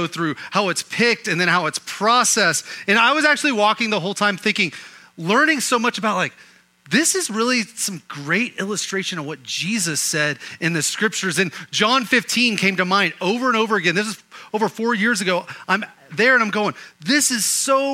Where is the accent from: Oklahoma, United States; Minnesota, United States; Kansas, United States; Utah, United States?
Oklahoma, United States; Growing up in Oklahoma